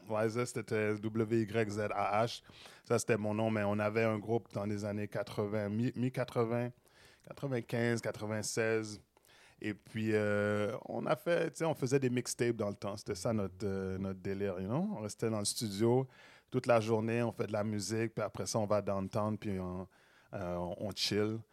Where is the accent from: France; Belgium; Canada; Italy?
Canada; Montreal, Quebec; J'ai grandi à Saint-Michel